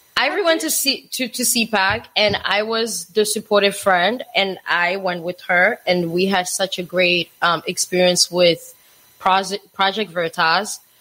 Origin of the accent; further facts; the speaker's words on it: DR Congo; now in United States; I moved to the United States when I was um t- uh 2001. So I grew up in Africa